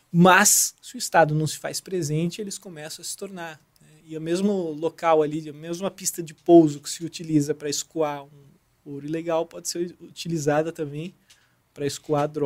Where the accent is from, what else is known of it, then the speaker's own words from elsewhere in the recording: São José dos Campos, São Paulo, Brazil; moved away as an adult; also born or lived in Rio de Janeiro / Santarém, Pará; Eu tinha morado, eu sou de São José dos Campos, na verdade. Tinha morado já em São Paulo, tinha morado aqui no Rio, né?